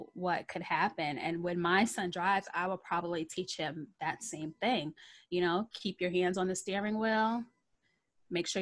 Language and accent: English; New York City, New York, United States; now in Long Island, United States; I grew up in the Bronx